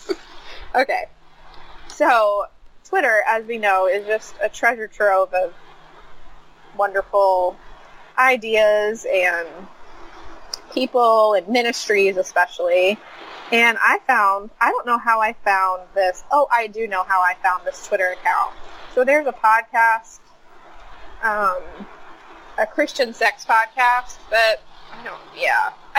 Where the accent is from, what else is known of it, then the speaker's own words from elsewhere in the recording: United States; I'm an American